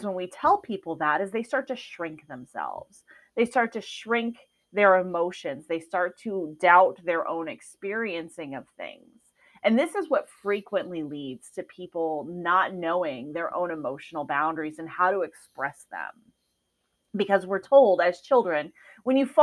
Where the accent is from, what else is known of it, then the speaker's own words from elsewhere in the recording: Midwest, United States; now in Arizona, United States; I was raised in the Midwest where it snows